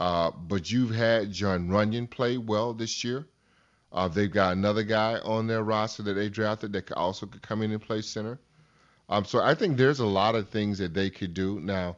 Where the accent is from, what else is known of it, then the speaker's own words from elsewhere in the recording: Albany, Georgia, United States; moved away; I'm from Albany